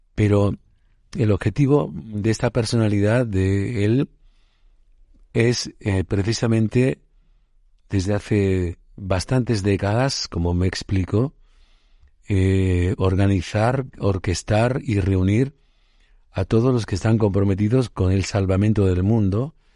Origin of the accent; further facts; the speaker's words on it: Puente Genil, Andalusia, Spain; mi pueblo natal, Puente Genil, en Córdoba